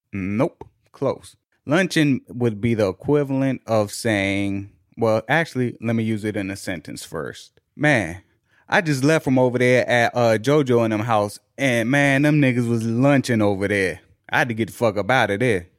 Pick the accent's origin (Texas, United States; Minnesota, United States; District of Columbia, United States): District of Columbia, United States; Washington